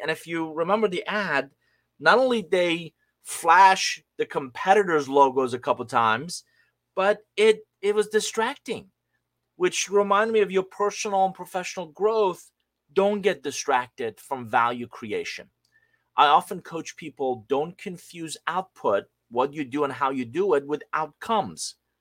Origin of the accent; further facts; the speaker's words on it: Iran; English is a second language; moved away; I'm originally from Iran. I came to this country with a hundred bucks, a suitcase, didn't know anybody, didn't speak a word of English